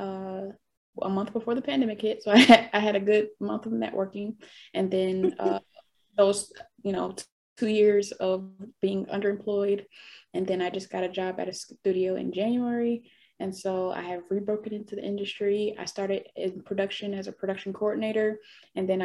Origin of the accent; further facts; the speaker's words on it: Detroit, Michigan, United States; now in Los Angeles, United States; I'm from Detroit, from the East Side, Casual and Mac